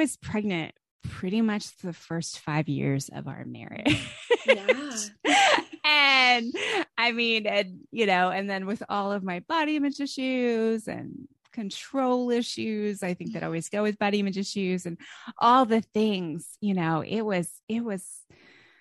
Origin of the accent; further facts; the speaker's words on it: Northeast, United States; moved away as an adult; also born or lived in California; I'm from the Northeast.